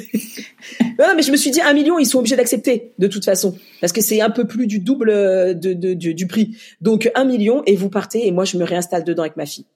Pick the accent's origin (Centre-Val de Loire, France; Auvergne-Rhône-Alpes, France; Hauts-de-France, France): Auvergne-Rhône-Alpes, France; Lyon; also born or lived in Mali; je suis lyonnaise